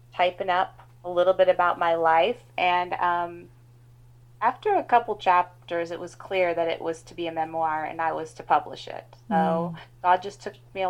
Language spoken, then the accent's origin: English; Pacific Northwest, United States; also born or lived in Kitsap Peninsula, Washington; I grew up in the Pacific Northwest